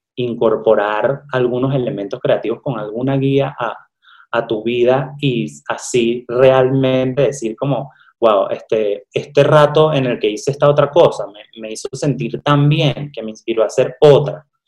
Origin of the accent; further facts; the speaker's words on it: Venezuela; moved away as an adult; now in Mexico; estudié comunicación social en Venezuela, soy de Venezuela